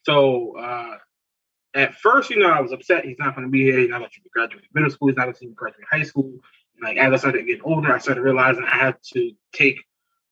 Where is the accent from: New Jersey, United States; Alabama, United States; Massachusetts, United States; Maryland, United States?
New Jersey, United States; Newark; I grew up in Newark